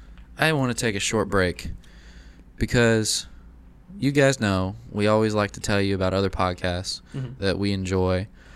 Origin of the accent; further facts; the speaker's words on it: Lexington, Kentucky, United States; my hometown of Lexington, Kentucky.